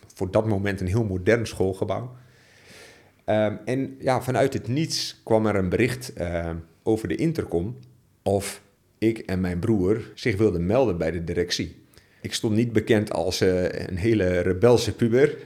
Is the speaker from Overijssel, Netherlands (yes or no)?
yes; Borne, Overijssel, Netherlands; ik ben eh, geboren en getogen in het oosten van Nederland. Jo. Jazeker. Um, ehm, en wel te verstaan in het hele kleine plaatsje Borne